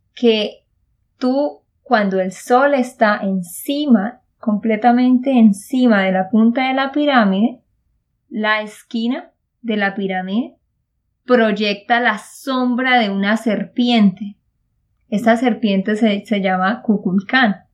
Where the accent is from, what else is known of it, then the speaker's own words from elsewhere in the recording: Santander, Colombia; de Santander, Colombia